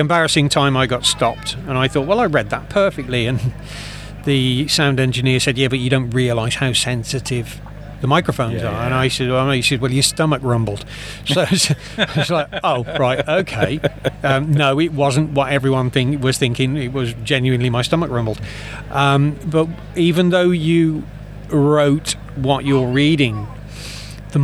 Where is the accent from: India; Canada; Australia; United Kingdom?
United Kingdom; Dudley, West Midlands; accent: Dudley; I've got a terrible Dudley accent. I'm from the Black Country